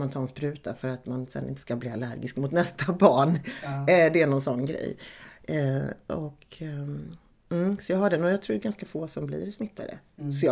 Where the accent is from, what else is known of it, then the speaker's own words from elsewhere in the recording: Malmö, Skåne, Sweden; born there; Malmö. Så det var lite sådär knyta upp säcken för mig. Komma hem eh, eh, så. Och få återupptäcka min födelsestad.